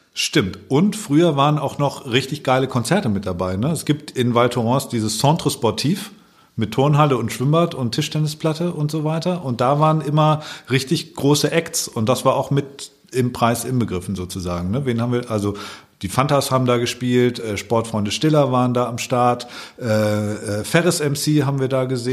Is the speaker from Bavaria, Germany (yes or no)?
yes; Allgäu, Bavaria, Germany; now in Hamburg, Germany; ich komme aus dem Allgäu eigentlich, lebe jetzt seit langer Zeit schon in Hamburg